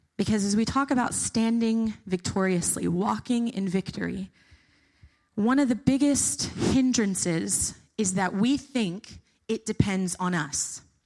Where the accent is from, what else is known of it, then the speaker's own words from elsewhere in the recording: the South, United States; moved away as an adult; I'm from the South, not from the North